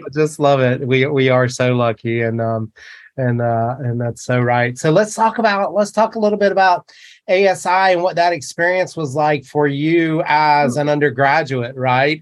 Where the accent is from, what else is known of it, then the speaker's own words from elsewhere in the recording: North Carolina, United States; also born or lived in Jackson, Wyoming; now in San Luis Obispo, United States; growing up in North Carolina, I didn't I didn't get into snow sports until I moved to to Jackson, Wyoming